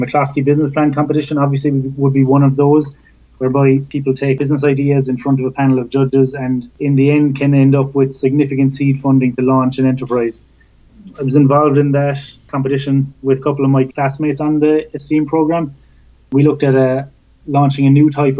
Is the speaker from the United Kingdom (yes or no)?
no; Cork, Munster, Ireland; moved away as an adult; growing up in Cork, I saw no reason to ever leave the county bounds